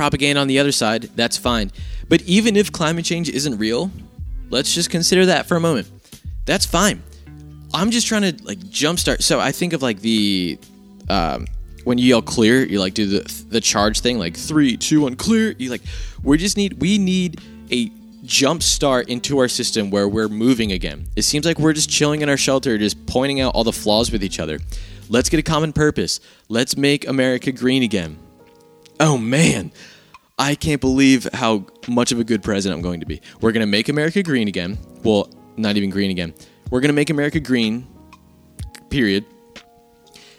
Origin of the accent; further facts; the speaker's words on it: United States; I'm an American